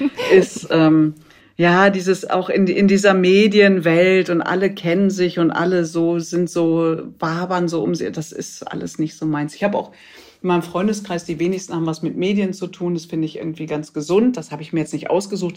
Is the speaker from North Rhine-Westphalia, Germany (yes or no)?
yes; Ruhr area, North Rhine-Westphalia, Germany; geboren im Pott